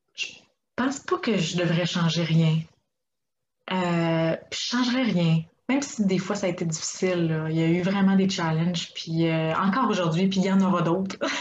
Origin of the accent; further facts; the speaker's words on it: Quebec, Canada; moved away as an adult; now in Czech Republic; j'ai grandi euh, au Québec